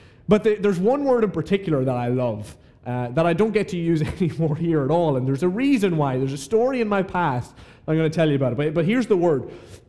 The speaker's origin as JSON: {"language": "English", "country": "Ireland", "tie": "born or raised there", "moved": "as an adult", "lives_now": "Atlanta, United States", "said": "Not just not from South Florida, I'm also not from Atlanta, which is probably obvious. I'm actually from Ireland"}